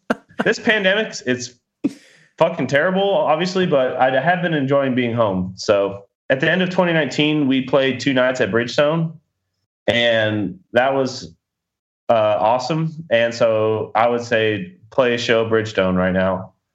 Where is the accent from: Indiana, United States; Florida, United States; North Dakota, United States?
Florida, United States; moved away; I'm from Florida